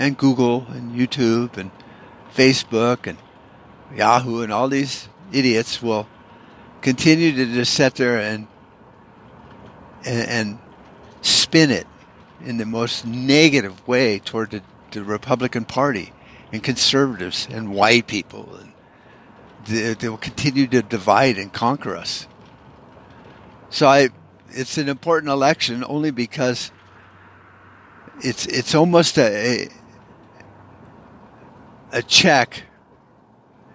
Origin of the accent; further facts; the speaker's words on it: United States; as an American